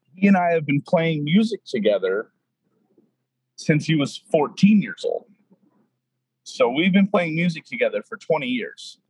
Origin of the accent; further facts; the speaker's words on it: Apple Valley, California, United States; moved away as an adult; also born or lived in Los Angeles, California; now in Seattle, United States; I was born and raised in Apple Valley, California, uh, about an hour and a half northeast